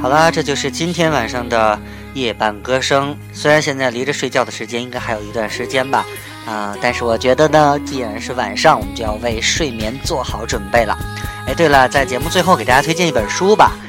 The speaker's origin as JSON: {"language": "Chinese", "country": "China", "said": "在我们内地这边"}